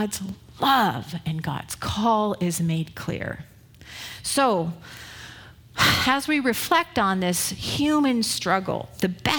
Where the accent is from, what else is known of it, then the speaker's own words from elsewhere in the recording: Northern California, United States; I'm from Northern California.